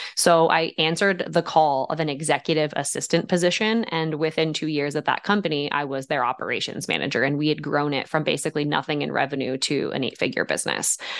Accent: West Deptford, New Jersey, United States; also born or lived in Somers Point, New Jersey; now in Pocono Mountains, United States; I was born in Summers Point, New Jersey, and grew up just about an hour and twenty minutes west in West Upford, New Jersey, just outside of Philadelphia

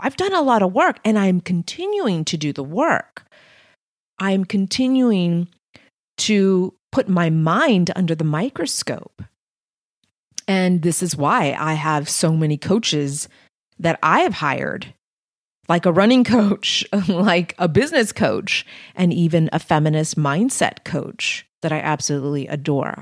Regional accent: Texas-Mexican border, United States; English is a second language; I was born on the Texas-Mexican border.

